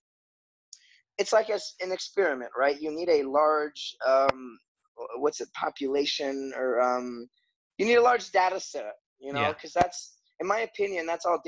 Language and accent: English; Florida, United States; also born or lived in Chicago / Wellington, New Zealand; now in Gainesville, United States; I'm from Florida originally